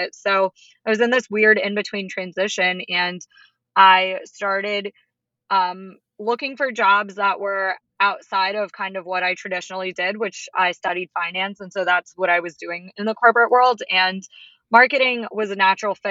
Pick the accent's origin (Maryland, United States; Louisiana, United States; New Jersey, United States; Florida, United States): Maryland, United States; Baltimore; I am from the Baltimore, D.C. area